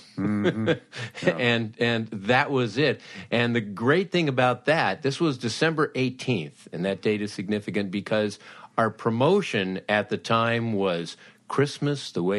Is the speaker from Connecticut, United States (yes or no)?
no; Los Angeles, California, United States; growing up in Los Angeles